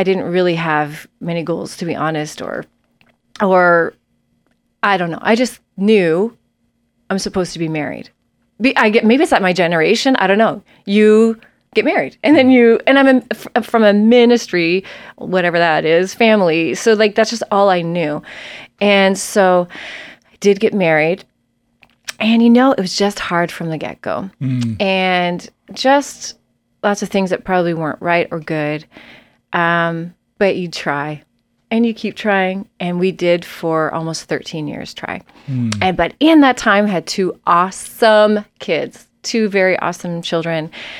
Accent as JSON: {"language": "English", "region": "Nova Scotia", "country": "Canada", "also_born_or_lived": "Prince Edward Island / New Brunswick / Ontario", "said": "I'm from the East Coast of Canada originally. I was born in Nova Scotia and we lived in Prince Edward Island and New Brunswick and Ontario."}